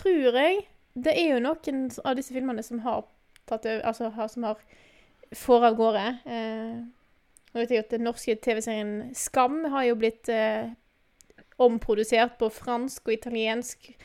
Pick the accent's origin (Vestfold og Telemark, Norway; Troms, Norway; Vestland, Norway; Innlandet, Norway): Vestland, Norway; moved away; jeg kommer jo fra Vestland, Vestland.